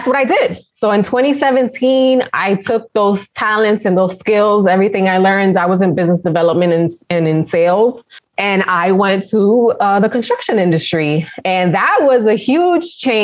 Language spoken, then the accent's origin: English; New York City, New York, United States; moved away; also born or lived in Connecticut; the company gave me a promotion to work in the Manhattan office. Mm-hmm. So that's how I came back to my hometown